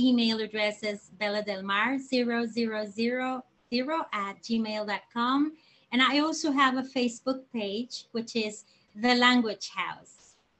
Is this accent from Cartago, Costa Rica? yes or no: no; San José, Costa Rica; moved away as an adult; now in Nosara, Costa Rica; I am a native from San Jose, who decided to come to Nosara 10 years ago to teach English to the locals.